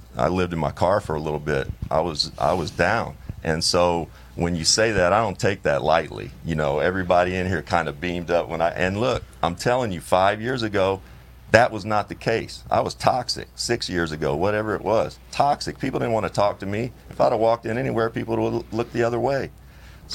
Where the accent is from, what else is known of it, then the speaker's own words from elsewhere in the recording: Kentucky, United States; born and raised in Kentucky